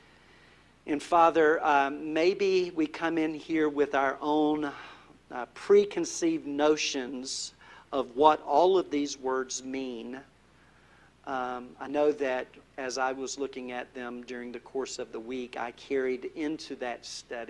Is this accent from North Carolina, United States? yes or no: yes; North Carolina, United States; I'm from North Carolina